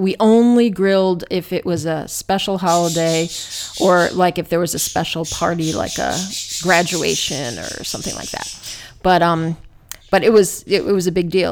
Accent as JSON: {"language": "English", "region": "New Jersey", "country": "United States", "tie": "born or raised there", "said": "I grew up in New Jersey"}